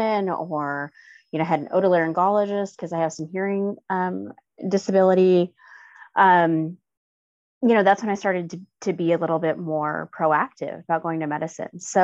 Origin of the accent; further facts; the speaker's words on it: Gary, Indiana, United States; I grew up in Gary, Indiana, which is a pretty underserved